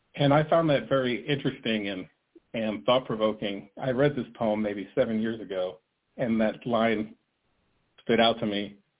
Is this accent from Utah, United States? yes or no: no; New Jersey, United States; moved away as an adult; I grew up in New Jersey.